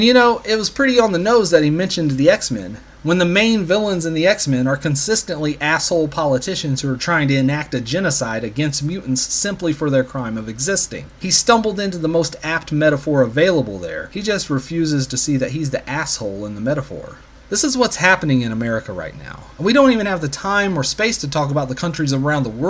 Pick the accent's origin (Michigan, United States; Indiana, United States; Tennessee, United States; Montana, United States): Indiana, United States; my home state of Indiana